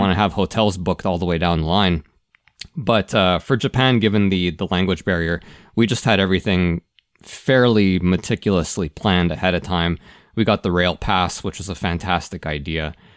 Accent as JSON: {"language": "English", "town": "Toronto", "region": "Ontario", "country": "Canada", "tie": "born or raised there", "said": "I grew up in Toronto"}